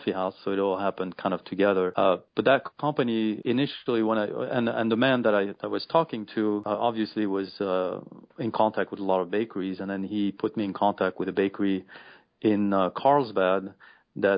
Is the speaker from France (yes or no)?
yes; France; English is a second language; moved away as an adult; now in United States; I was born and raised in France